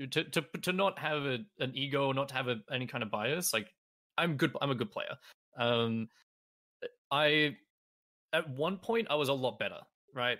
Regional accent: three hours from Melbourne, rural Victoria, Australia; moved away as an adult; now in Melbourne, Australia; back where I used to live in my hometown

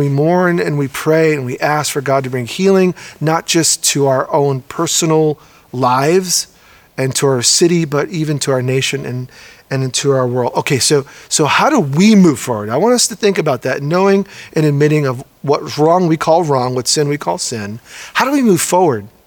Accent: New York, United States; now in Oregon, United States; a Puerto Rican born and raised in New York, now living in Oregon

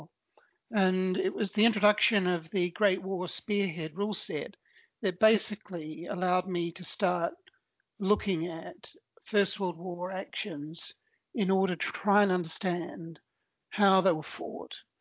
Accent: New Zealand; I was born in New Zealand and grew up there.

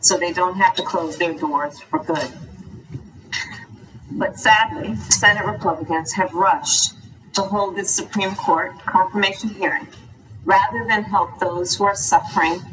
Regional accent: California, United States; this kid growing up in California

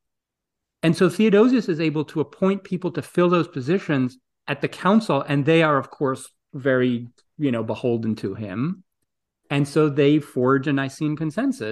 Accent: Greece; moved away; I grew up in Greece

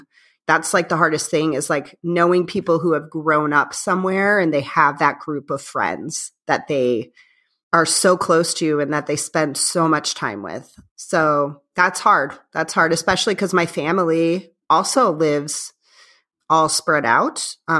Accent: Indiana, United States; I grew up in Northwest Indiana, the region, as people call it. It's about 20 minutes outside of Chicago.

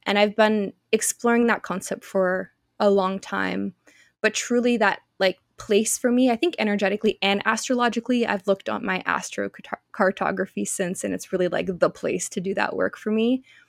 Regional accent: Canada; moved away; also born or lived in Australia; I'm Canadian

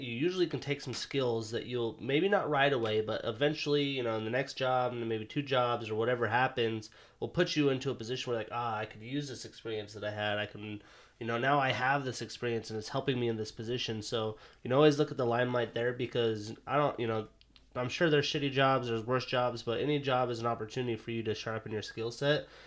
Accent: Montana, United States; now in Seattle, United States; I'm from Montana

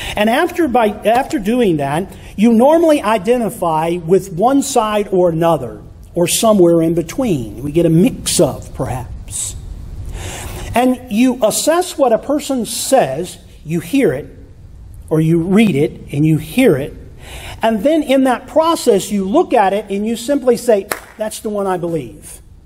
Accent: Michigan, United States; When I was a kid growing up in Michigan, we lived out in the country

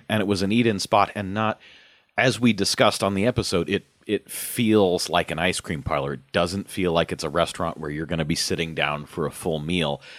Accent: Omaha, Nebraska, United States; growing up in Omaha

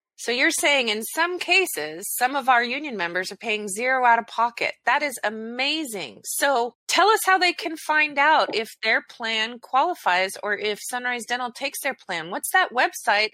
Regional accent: Talent, Oregon, United States; also born or lived in Phoenix, Oregon; now in Southwest Washington, United States; I grew up in Southern Oregon. My hometowns of Talent and Phoenix, Oregon are flattened to the ground.

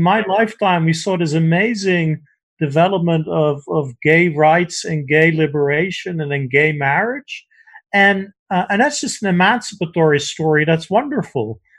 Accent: Netherlands; moved away; I grew up in the Netherlands where we have a relatively uncorrupt civil service

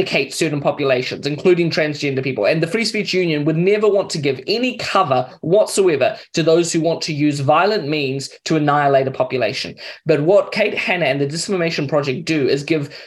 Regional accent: Mozambique; also born or lived in Kenya; now in New Zealand; I grew up in Mozambique

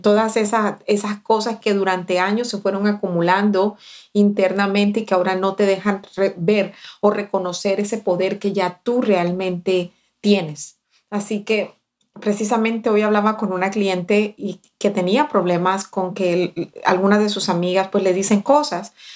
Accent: Barranquilla, Atlántico, Colombia; now in United States; Cuando yo llegué recién desempacada de Barranquilla

